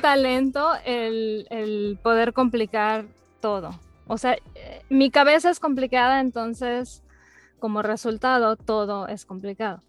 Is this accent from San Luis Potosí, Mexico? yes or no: no; Mérida, Yucatán, Mexico; now in Dallas, United States; ya tengo muchos años viviendo aquí en, Texas, pero soy originaria de Mérida, Yucatán